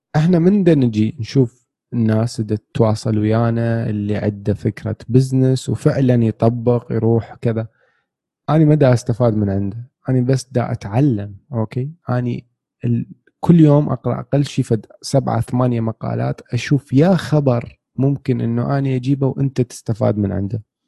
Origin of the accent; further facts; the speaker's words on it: Iraq; إحنا كعراقيين، كشعب